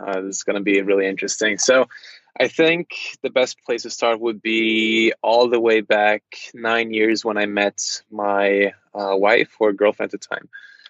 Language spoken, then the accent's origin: English; Charlotte, North Carolina, United States; born there; also born or lived in Brazil / Norway; I was born in the States in Charlotte, North Carolina, but I've basically never lived in the States apart from, you know, maybe 4 years or 3 years of my life. And most of my time I've spent in Brazil, different parts of Europe, Norway.